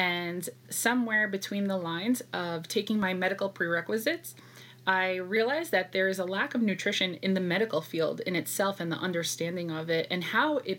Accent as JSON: {"language": "English", "town": "New York City", "region": "New York", "country": "United States", "tie": "born or raised there", "said": "I was born and raised in New York, specifically Brooklyn"}